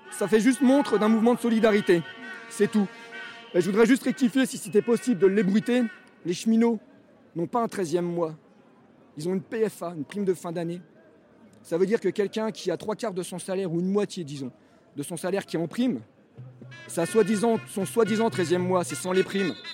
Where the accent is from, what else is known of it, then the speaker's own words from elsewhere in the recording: France; Moi, quand je vois ça et que je suis français, je me dis putain, mais quelle honte, quoi.